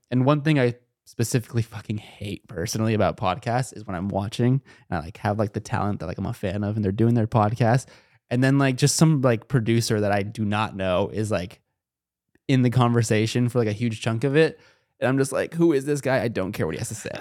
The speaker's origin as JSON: {"language": "English", "town": "Chino Hills", "region": "California", "country": "United States", "said": "I'm from SoCal, like, I'm, like, an hour, I'm in the suburbs of SoCal."}